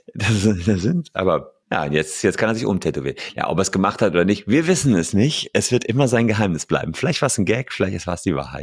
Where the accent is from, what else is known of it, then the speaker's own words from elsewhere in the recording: Gevelsberg, North Rhine-Westphalia, Germany; in meiner Heimatstadt Gefelsberg, das ist bei Hagen und Wuppertal